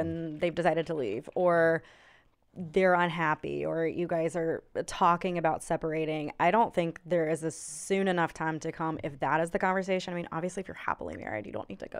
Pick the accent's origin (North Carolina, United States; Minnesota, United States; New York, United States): North Carolina, United States; Charlotte; I'm from here, um, went through high school, everything here